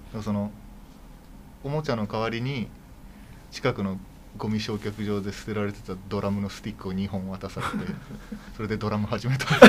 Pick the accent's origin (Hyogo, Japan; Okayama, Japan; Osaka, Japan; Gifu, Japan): Okayama, Japan; 千九百八十六年に、あの、岡山県で生まれて